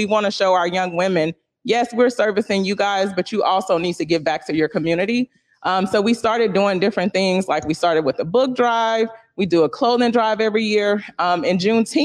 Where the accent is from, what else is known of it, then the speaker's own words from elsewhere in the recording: Louisiana, United States; now in Pacific Northwest, United States; I'm from Louisiana